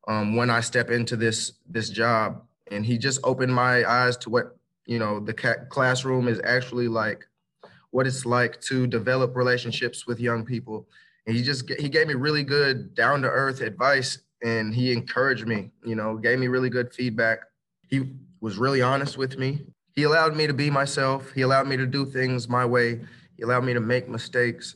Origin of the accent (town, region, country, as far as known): Clarksville, Tennessee, United States; born or raised there; also born or lived in Port Huron, Michigan